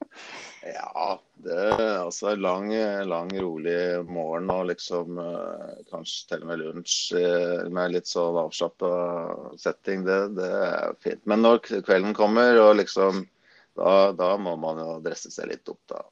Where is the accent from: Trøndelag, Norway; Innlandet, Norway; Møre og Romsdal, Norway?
Innlandet, Norway; Gjøvik; moved away as an adult; also born or lived in Østerdalen; now in Lillehammer, Norway; Jeg er jo født og oppvokst på Gjøvik